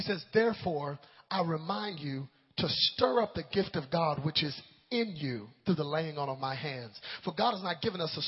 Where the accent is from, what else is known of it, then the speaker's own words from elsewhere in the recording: Dallas, Texas, United States; my parents' house in Dallas, Texas